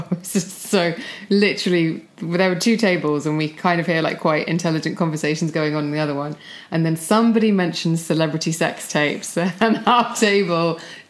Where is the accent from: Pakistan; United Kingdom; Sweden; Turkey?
United Kingdom; Kent, South East England; I was born in Kent, I would always just instinctively call that home.